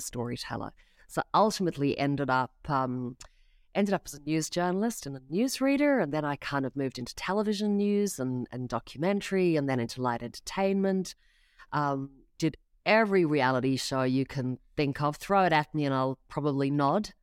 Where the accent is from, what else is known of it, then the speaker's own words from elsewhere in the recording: South Africa; now in Australia; I grew up in South Africa